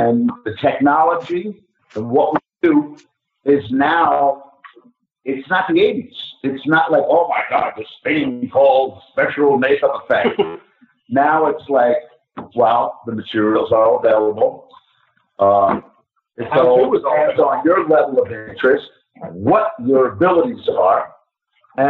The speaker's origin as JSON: {"language": "English", "town": "Philadelphia", "region": "Pennsylvania", "country": "United States", "tie": "born or raised there", "also_born_or_lived": "Connecticut", "moved": "yes", "said": "I was born in Philadelphia"}